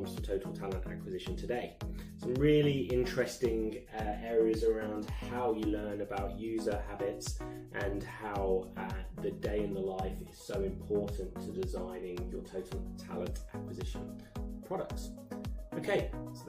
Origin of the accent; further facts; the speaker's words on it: England, United Kingdom; being an Englishman